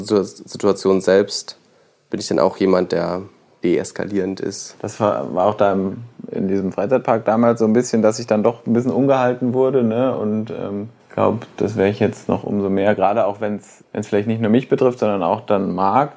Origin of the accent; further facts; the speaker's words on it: Mainz, Rhineland-Palatinate, Germany; ich komme ja aus Mainz, habe in Mainz studiert